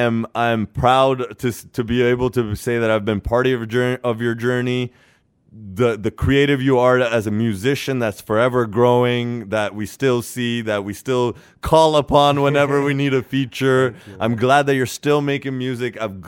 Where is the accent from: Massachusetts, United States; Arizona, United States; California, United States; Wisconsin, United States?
California, United States; I was at a wedding the other day and I was like, yo, I'm from the Bay Area.